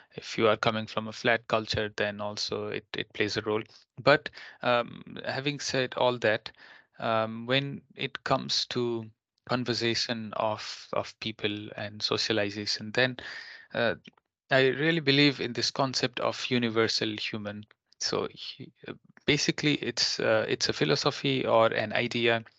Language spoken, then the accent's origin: English; Nepal; now in Finland; my home country in Nepal